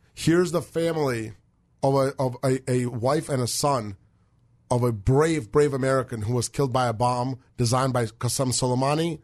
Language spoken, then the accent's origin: English; Moscow, Russia; now in United States; We're from Moscow.